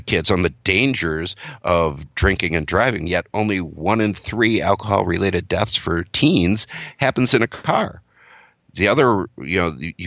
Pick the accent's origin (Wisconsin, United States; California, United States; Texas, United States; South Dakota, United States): Wisconsin, United States; I'm from Wisconsin. I live in Wisconsin.